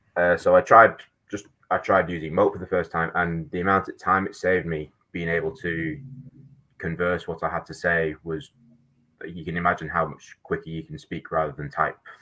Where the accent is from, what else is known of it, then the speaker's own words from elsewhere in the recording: Manchester, North West England, United Kingdom; moved away as an adult; now in New Zealand; I'm actually from Manchester in England